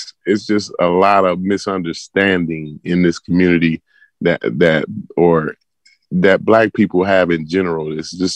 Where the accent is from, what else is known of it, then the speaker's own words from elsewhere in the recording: Ghana; now in United States; I'm from Ghana. Ghana is my home. That's my home country.